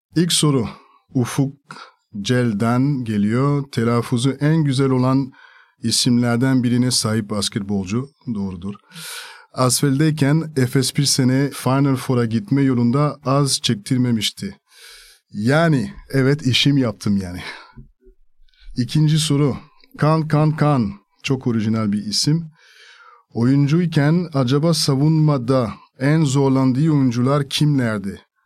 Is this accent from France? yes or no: yes; France; first language French; Turkish is a second language; moved away as an adult; also born or lived in Spain / Italy / Greece / Turkey